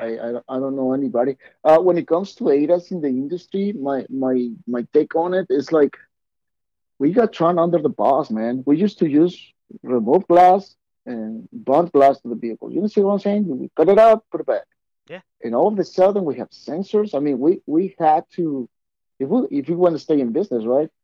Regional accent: Mexico; I'm Mexican. You guys haven't picked up my accent.

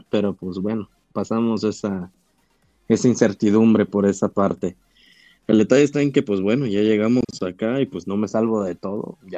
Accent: Emiliano Zapata, Tabasco, Mexico; also born or lived in Quintana Roo; yo resido acá en Tabasco, soy de Emiliano Zapata.

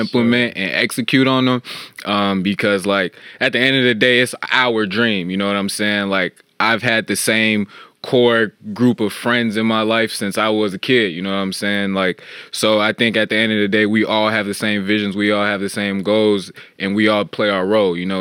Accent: Chicago, Illinois, United States; from the Chicagoland area, born and raised

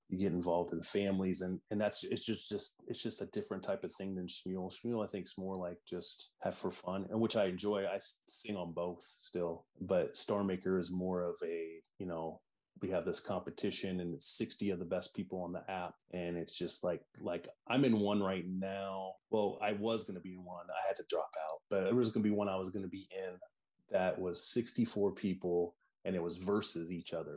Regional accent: Iowa, United States; also born or lived in Des Moines; I'm from Iowa, so the Iowa State Fair is huge in where I live in Des Moines

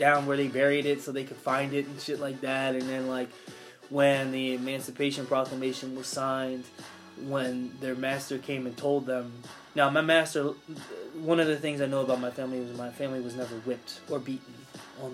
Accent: Philadelphia, Pennsylvania, United States; also born or lived in Pittsburgh; I was always in Philly because where I swam was in Philly. So I was always here

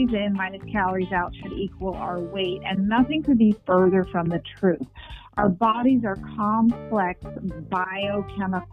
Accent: New York City, New York, United States; I was born and raised in Manhattan

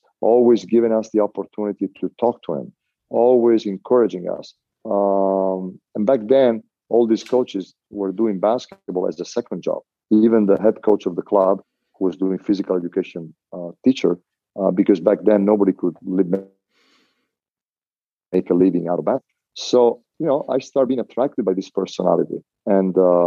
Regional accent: Venice, Veneto, Italy; moved away; I grew up in Mestre and Venice

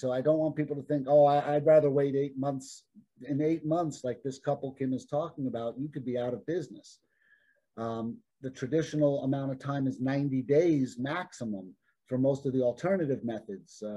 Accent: Arizona, United States; I'm from Arizona.

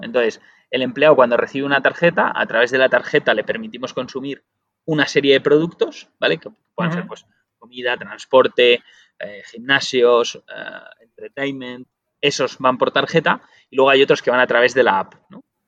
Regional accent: Spain; los únicos que lo decimos mal en el mundo somos los españoles

